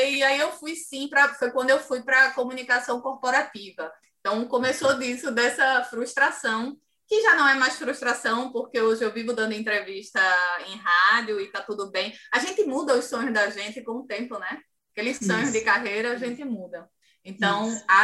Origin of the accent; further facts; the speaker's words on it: Ceará, Brazil; accent: Cariri; eu sou cearense e trago um sotaque carregado ainda do Cariri, sabe, cearense? E hoje melhorou muito, mas naquela época é, era complicado.